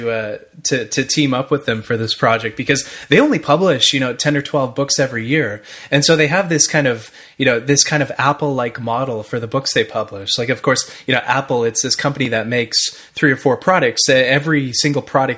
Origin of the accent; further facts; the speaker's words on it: Ottawa, Ontario, Canada; I'm from Ottawa, Ottawa, Canada